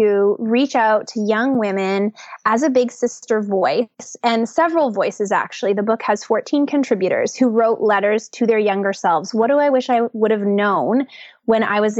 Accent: Canada; I am a Canadian girl

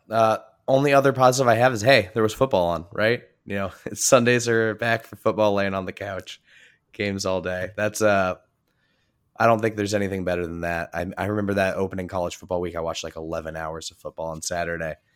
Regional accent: Indiana, United States; I'm from Indiana.

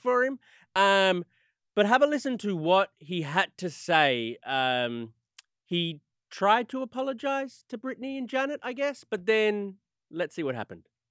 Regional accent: Australia; I'm, I'm from Australia

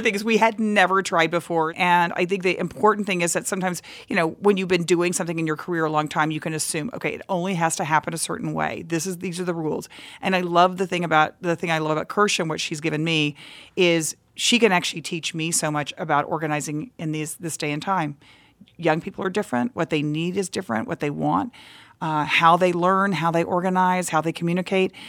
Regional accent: Texas, United States; I grew up in Texas where any anything that you wanted to do as a girl you kind of had to fight for

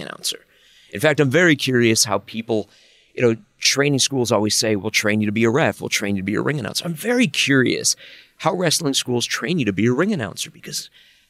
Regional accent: Chicago, Illinois, United States; I grew up in Chicago

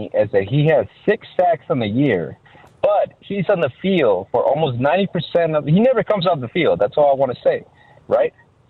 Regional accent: Chicago, Illinois, United States; I'm from the South Side.

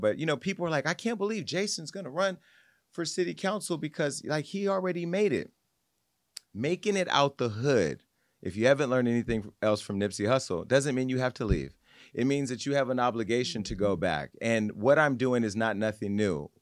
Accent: Stockton, California, United States; moved away; my hometown of Stockton, specifically on the Southside

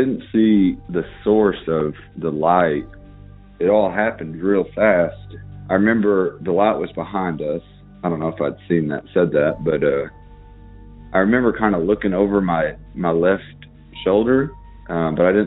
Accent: Arkansas, United States; I'm from Arkansas. I live up in the Ozark Mountains, a very rural community

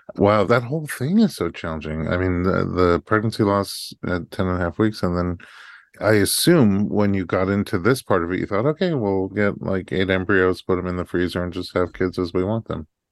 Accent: Staten Island, New York, United States; I was right over the bridge in Staten Island

